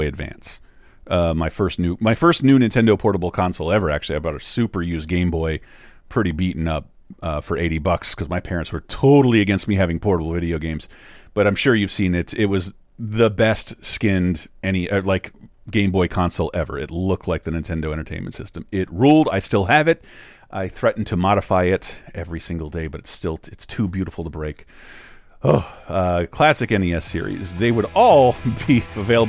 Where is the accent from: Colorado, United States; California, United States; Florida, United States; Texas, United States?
Florida, United States; Wakulla Springs area; hometown boy, filmed in my hometown.